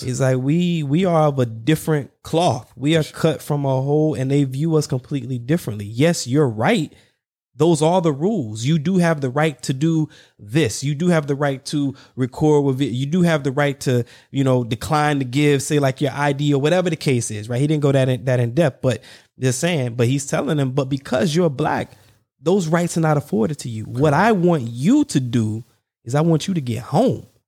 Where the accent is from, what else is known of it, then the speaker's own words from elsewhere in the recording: the South, United States; I'm from the South